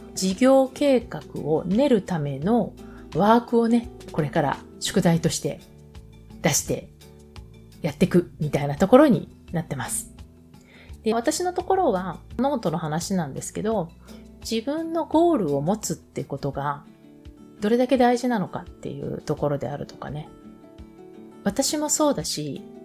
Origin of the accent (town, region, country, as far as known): Japan; moved away